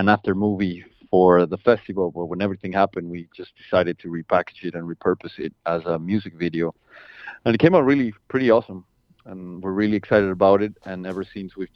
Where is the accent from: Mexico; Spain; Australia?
Mexico; moved away as an adult; now in Washington, D.C., United States; I'm originally from Mexico. Okay. I've been here in the States for 8 years, maybe.